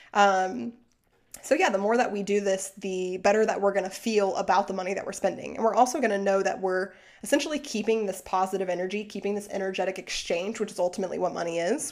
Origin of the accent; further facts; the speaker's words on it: Arkansas, United States; moved away; I'm also from Arkansas, quick shout out. So, like, I grew up in a town with, like, thirty thousand people, but, like, four Walmarts